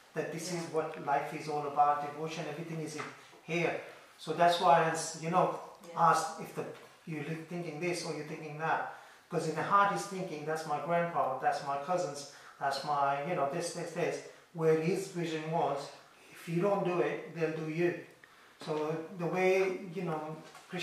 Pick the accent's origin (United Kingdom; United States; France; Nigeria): United Kingdom; London; I'm from London